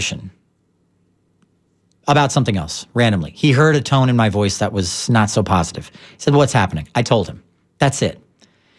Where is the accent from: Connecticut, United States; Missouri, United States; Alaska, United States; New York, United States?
Missouri, United States; St. Louis; now in Tampa Bay, United States; I'm from St. Louis originally